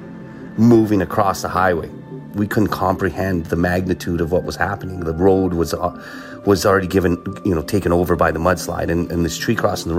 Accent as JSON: {"language": "English", "town": "Regina", "region": "Saskatchewan", "country": "Canada", "tie": "born or raised there", "also_born_or_lived": "Romania", "said": "I'm from Regina, Saskatchewan. I've got four kids, age 26 to 17. I've got, you know, two cats, originally born in Romania, immigrated to Canada when I was 4 years old"}